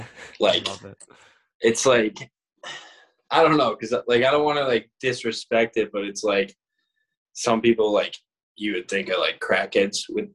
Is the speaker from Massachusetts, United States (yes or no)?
yes; Boston, Massachusetts, United States; accent: Boston; moved away as an adult; now in Atlanta, United States; I actually moved there when I was 5 or 6. I grew up there, but I was born in some other shitbag town